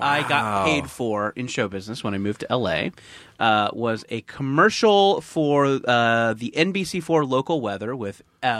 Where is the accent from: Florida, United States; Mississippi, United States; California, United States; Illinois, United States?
California, United States; Orange County; also born or lived in Santa Cruz; I grew up in Orange County.